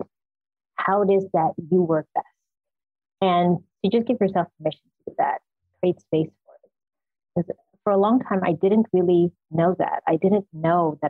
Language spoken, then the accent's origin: English; Suriname; I grew up in Suriname, in South America, in the tropics, and it's very warm culture